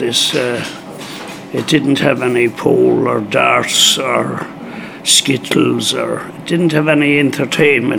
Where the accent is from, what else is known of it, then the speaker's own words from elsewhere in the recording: County Mayo, Connacht, Ireland; now in United Kingdom; I come from Mayo, County Mayo, on the west coast of Ireland